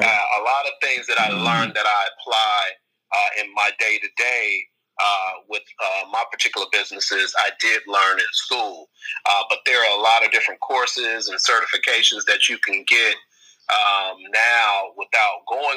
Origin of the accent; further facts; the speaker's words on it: Chicago, Illinois, United States; I was a kid from Inglewood on the south side of Chicago